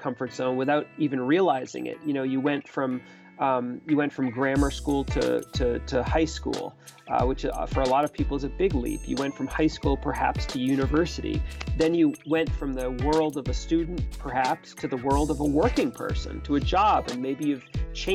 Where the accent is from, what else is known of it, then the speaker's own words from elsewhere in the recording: Boston, Massachusetts, United States; I grew up in Boston, Massachusetts